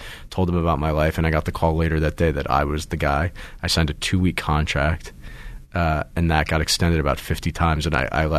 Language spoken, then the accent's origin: English; New Jersey, United States; also born or lived in Baltimore, United States / Pittsburgh, United States; I was born in Baltimore, grew up in Pittsburgh till about third grade, and then moved a couple of times and then settled for high school years and middle school years in New Jersey.